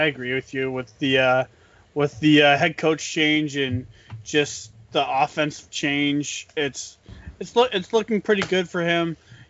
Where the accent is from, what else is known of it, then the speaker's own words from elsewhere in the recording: Canada; we're Canadian. We eat Smarties.